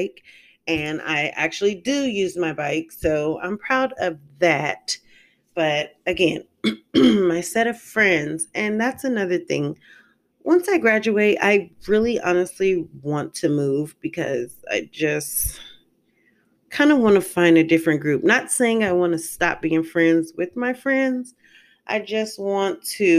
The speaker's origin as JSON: {"language": "English", "region": "California", "country": "United States", "also_born_or_lived": "St. Louis, Missouri", "moved": "as an adult", "lives_now": "Decatur, United States", "said": "I am a California girl. I moved from California about 6 to 7 years ago"}